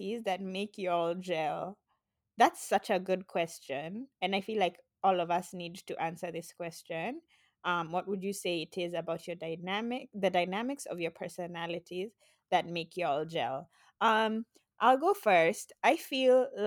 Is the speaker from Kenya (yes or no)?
yes; Kenya; we are fully Kenyan